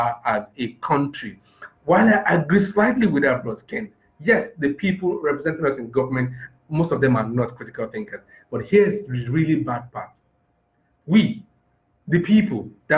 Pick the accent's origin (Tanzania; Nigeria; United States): Nigeria; I'm just a Nigerian